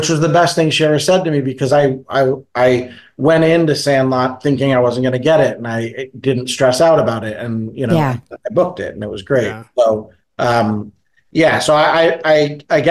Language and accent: English; Boston, Massachusetts, United States; I'm from Boston